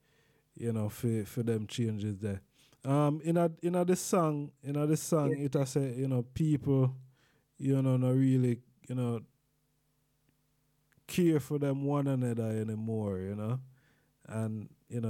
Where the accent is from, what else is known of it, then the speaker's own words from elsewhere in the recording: Jamaica; back home in Jamaica